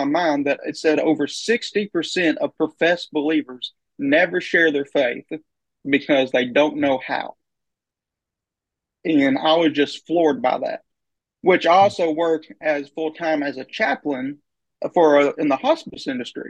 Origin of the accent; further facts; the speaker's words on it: Oklahoma, United States; also born or lived in Ardmore, Oklahoma / Long Grove, Oklahoma; I grew up in Oklahoma. I grew up in a town called Ardmore and Long Grove